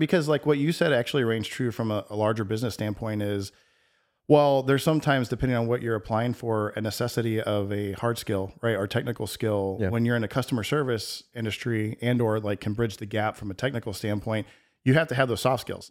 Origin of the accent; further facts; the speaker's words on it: Texas, United States; moved away; I grew up in Texas